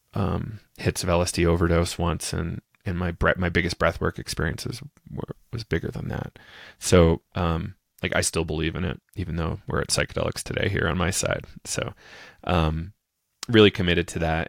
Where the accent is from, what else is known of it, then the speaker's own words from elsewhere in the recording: New Hampshire, United States; now in Colorado, United States; I'm from New Hampshire, uh, in the United States originally. Uh, grew up on a small little farm. Um, and now I'm living in Colorado